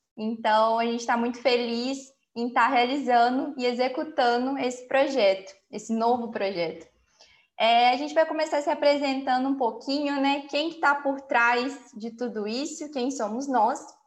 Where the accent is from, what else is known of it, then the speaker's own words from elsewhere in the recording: Lima Duarte, Minas Gerais, Brazil; also born or lived in Juiz de Fora; eu estou morando na minha cidade natal, aqui em Lima Duarte, mas eu sou de Juiz de Fora